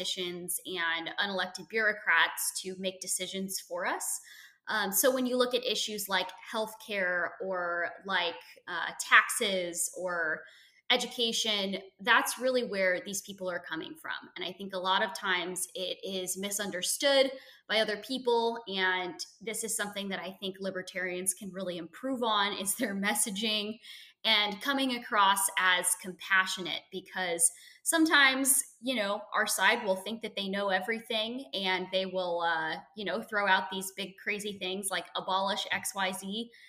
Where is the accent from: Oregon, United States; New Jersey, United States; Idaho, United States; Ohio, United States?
Oregon, United States; Portland; I grew up in Portland, Oregon. I lived out there from the time I was born